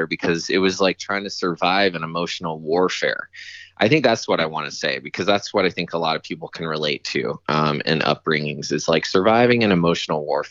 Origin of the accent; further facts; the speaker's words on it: Chattanooga, Tennessee, United States; moved away; also born or lived in New York; I grew up in Chattanooga, Tennessee, to a school teacher and a minister